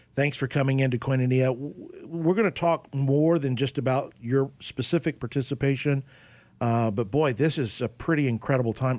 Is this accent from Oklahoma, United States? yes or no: yes; Oklahoma, United States; myself growing up in Oklahoma